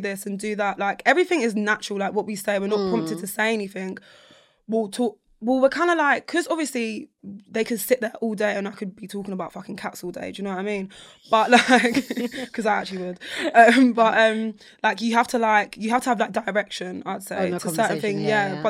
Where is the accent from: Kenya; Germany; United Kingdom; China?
United Kingdom; London; I'm from South London